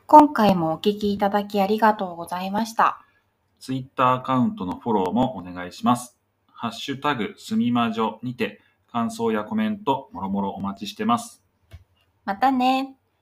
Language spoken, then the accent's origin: Japanese; Tokyo, Japan; 自分が東京で生まれて、東京で、す、 すだ、 育って、過ごしてきている